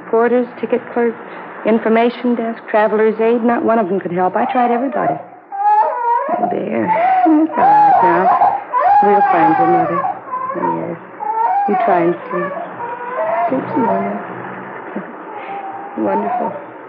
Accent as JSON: {"language": "English", "town": "Cincinnati", "region": "Ohio", "country": "United States", "said": "Oh, no. I'm from Cincinnati. I got on the bus there and then went down to Dallas."}